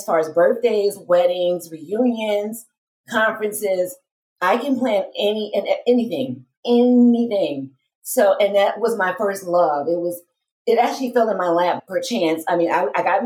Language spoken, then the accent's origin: English; Detroit, Michigan, United States; moved away as an adult; now in Las Vegas, United States; I am originally from Detroit, Michigan